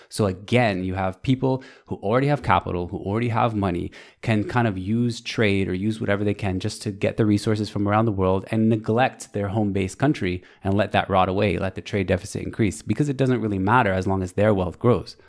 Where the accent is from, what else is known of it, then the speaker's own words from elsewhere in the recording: United States; I'm American